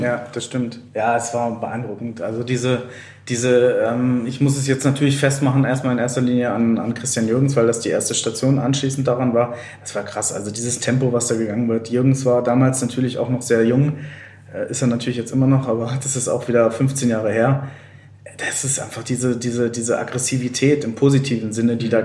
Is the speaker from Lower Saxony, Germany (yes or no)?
yes; Lower Saxony, Germany; moved away; ich komme ja aus Niedersachsen